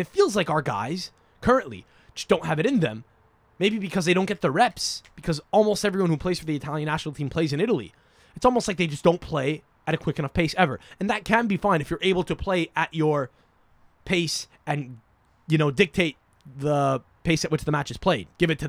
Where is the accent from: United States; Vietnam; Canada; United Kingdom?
United Kingdom; England; Just feeling like, yeah, man, I'm English. England is really cool right now. Everyone loves England for our, you know, our exports.